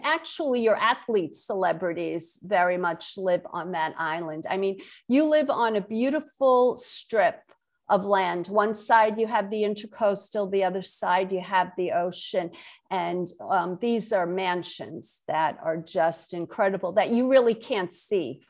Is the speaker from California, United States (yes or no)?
no; New York City, New York, United States; accent: Brooklyn; also born or lived in Connecticut / Massachusetts; now in Jupiter, United States; born and raised in Brooklyn, New York. I still have my Brooklyn accent.